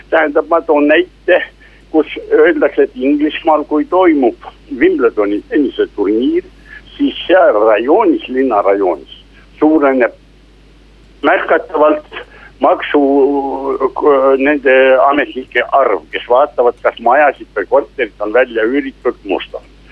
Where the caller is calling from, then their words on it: Tartu, Tartu County, Estonia; jõudu tööle, tervist ka härra peaministrile. … Tartust ja minu küsimus kõlaks nõndamoodi